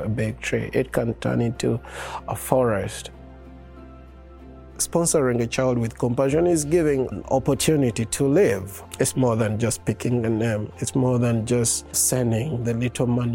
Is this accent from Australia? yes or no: no; Uganda; I am from Uganda.